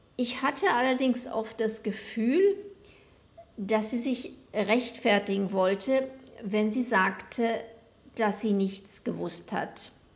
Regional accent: West Germany, Germany; moved away as an adult; now in Buenos Aires, Argentina; Ich bin in Westdeutschland geboren und aufgewachsen

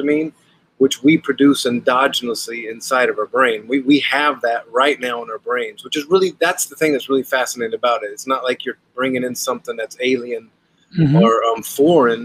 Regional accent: Atlanta, Georgia, United States; moved away; also born or lived in Portland, Oregon; I was from the South and out of Atlanta is where I grew up.

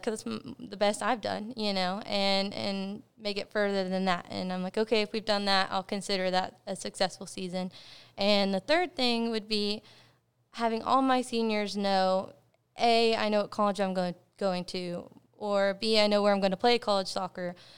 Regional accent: Cleburne, Texas, United States; I was born and raised in Cleburne, Texas

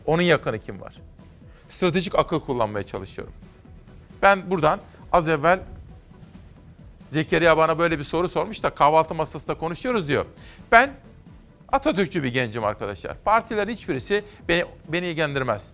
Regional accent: Simav, Kütahya, Turkey; moved away; memleketim Kütahya Simav'dan, Örencik'ten

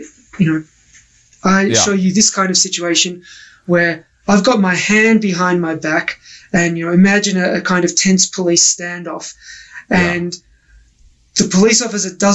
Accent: Australia; now in United States; I grew up in Australia

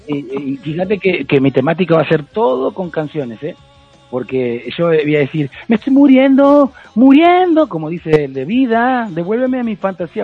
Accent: Argentina; soy argentino

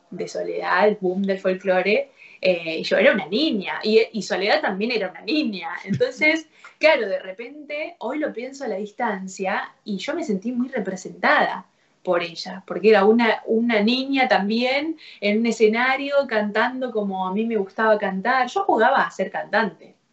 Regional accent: Córdoba, Argentina; also born or lived in Rafaela, Argentina; Em, así que yo nací en Rafaela, pero, o sea, viajaron a, estar cerca de la familia para tenerme a mí y volvieron conmigo, viajaron dos y volvieron tres a Córdoba capital. Eh, así que hasta los, hasta los seis, siete años yo viví en Córdoba.

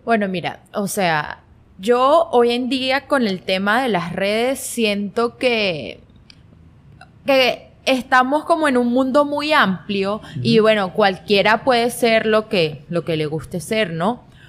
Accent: Guanare, Portuguesa, Venezuela; yo nací aquí en Guanare, okay. tengo 25 años, y siempre me he creado acá en Guanare

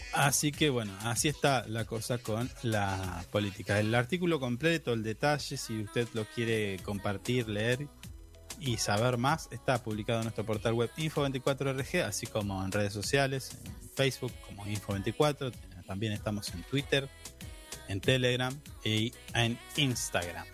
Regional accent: Argentina; nuestro, de los argentinos

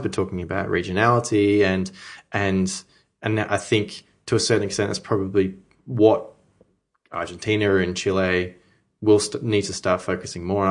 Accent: Melbourne, Victoria, Australia; growing up in Melbourne, you know, myself

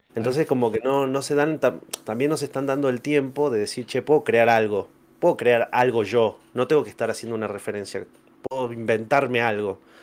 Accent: General Mosconi, Salta, Argentina; also born or lived in San Luis; soy de General Mosconi, eh, Salta

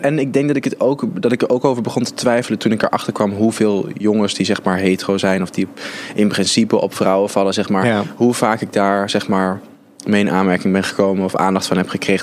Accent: Arnhem, Gelderland, Netherlands; born or raised there

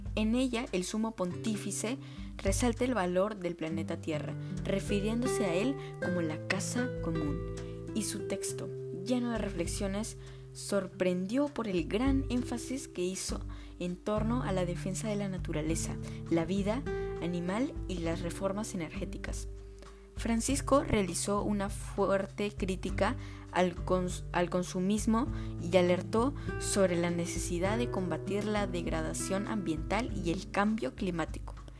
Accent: Peru; como peruanos tenemos el deber de honrar a nuestro país

